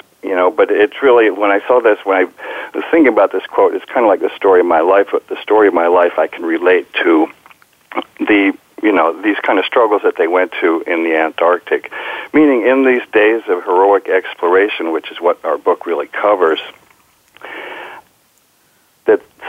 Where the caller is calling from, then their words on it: Pacifica, California, United States; Well, I'm talking from my home. I call it Sky Ranch in Pacifica, California.